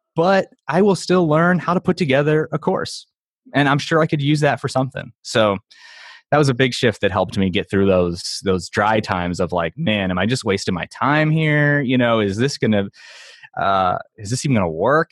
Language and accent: English; St. Louis, Missouri, United States; I'm from Saint Louis, so, like, Emo's is a popular pizza chain here.